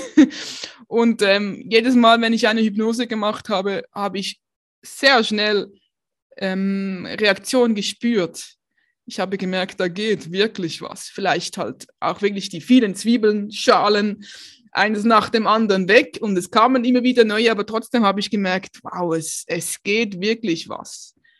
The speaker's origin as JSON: {"language": "German", "town": "Basel", "region": "Basel-Stadt", "country": "Switzerland", "tie": "born or raised there", "moved": "yes", "lives_now": "Aargau, Switzerland", "said": "ich ähm, bin aufgewachsen in Basel"}